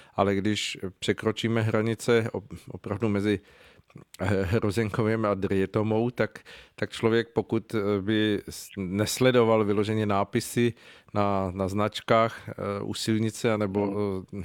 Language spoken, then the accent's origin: Czech; Czechia; u nás v Čechách